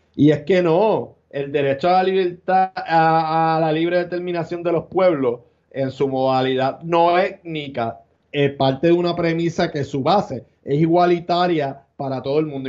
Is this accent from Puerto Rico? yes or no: yes; Puerto Rico